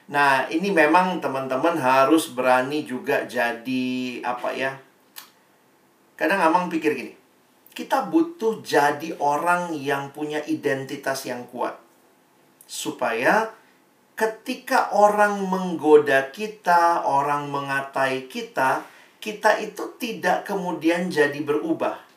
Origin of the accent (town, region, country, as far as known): Ambon, Maluku, Indonesia